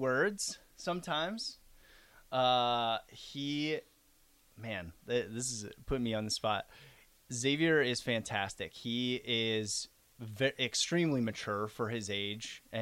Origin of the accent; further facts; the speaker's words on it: Norfolk, Nebraska, United States; moved away as an adult; now in Lincoln, United States; I am from Norfolk, Nebraska, originally, born and raised